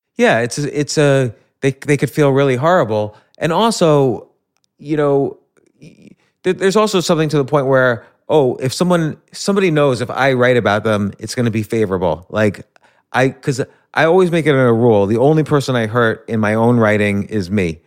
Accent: New York, United States; I was born in New York

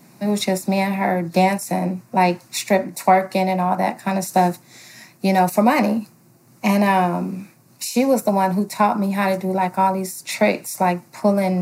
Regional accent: Los Angeles, California, United States; I am from Los Angeles, California.

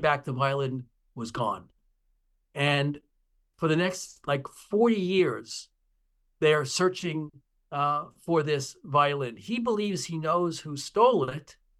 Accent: Long Island, New York, United States; the district in which I grew up on Long Island

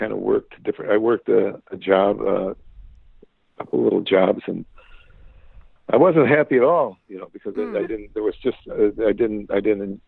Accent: LaSalle, Illinois, United States; I grew up more in a small town in central Illinois called Lucelle, Illinois.

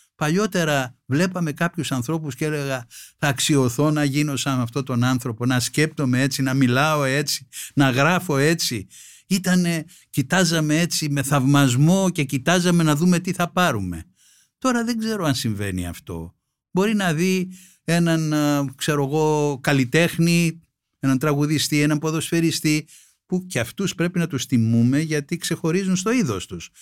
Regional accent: Greece; ως Έλληνας πολίτης

